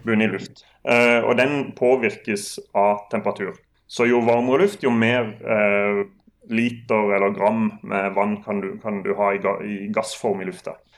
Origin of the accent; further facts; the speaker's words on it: Sørlandet, Norway; jeg er sørlending, så det er nesten, nesten som italienere